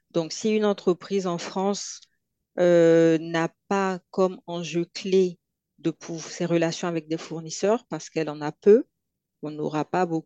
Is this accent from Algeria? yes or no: no; Côte d’Ivoire; accent: Ivorian; quand j'arrive en Côte d'Ivoire, j'ai mon accent qui revient